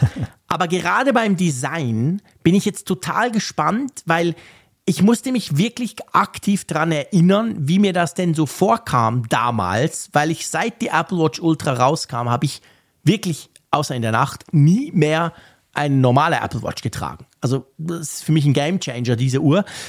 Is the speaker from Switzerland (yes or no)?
yes; Switzerland; ich als Schweizer Vielzugfahrer